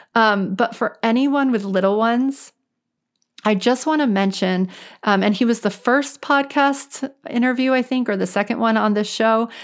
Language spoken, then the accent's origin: English; New Orleans, Louisiana, United States; now in Boston, United States; I'm actually from New Orleans.